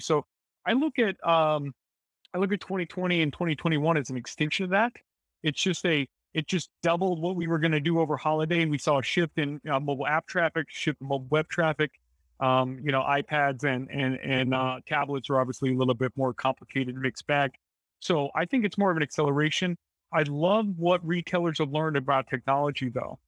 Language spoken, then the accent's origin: English; Springfield, United States; also born or lived in Bentonville; I'm from Springfield